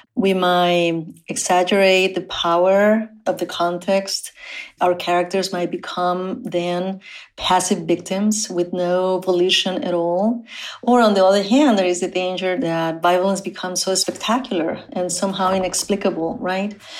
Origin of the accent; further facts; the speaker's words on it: Matamoros, Tamaulipas, Mexico; English is a second language; moved away; I was born on the Mexican side of the US Mexico border in the city of Matamoros